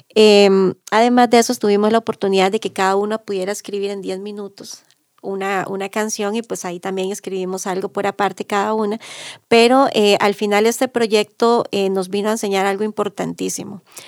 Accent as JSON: {"language": "Spanish", "area": "Maleku indigenous territory", "region": "Alajuela", "country": "Costa Rica", "said": "soy del territorio indígena de los Malecos"}